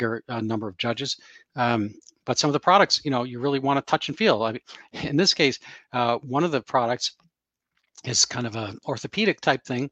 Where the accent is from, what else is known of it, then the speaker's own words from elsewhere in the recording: New York City, New York, United States; I'm from New York City myself, the borough of Queens